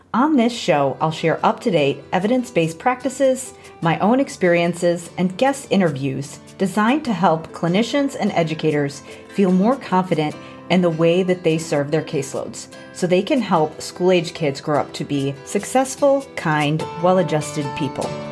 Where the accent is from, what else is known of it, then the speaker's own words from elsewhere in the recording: Chicago, Illinois, United States; now in Bloomington, United States; I grew up in the Chicago area